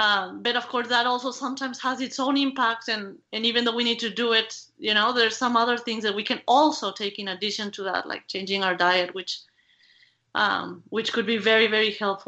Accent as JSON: {"language": "English", "country": "Mexico", "second_language": "English", "said": "as I mentioned, I am from Mexico, and in Mexico, people love telenovelas."}